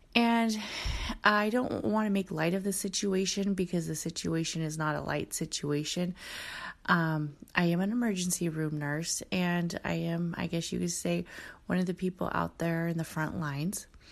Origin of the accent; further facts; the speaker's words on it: Oakland, California, United States; I kinda grew up in, um, uh, Oakland, California